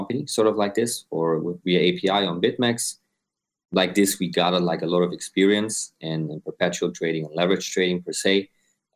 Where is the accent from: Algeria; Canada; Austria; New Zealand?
Austria; now in Dubai, United Arab Emirates; I'm based in Dubai. I'm originally from Austria.